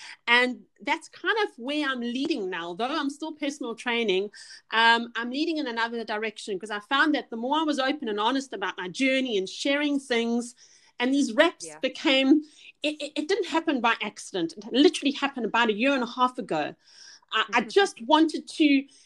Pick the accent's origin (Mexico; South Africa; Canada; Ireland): South Africa; moved away as an adult; now in United Kingdom; you can hear from my accent, I'm from South Africa